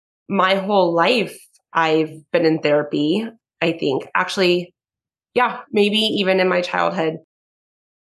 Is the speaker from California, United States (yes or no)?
yes; Conejo Valley, California, United States; I'm born and raised in the Kaneo Valley.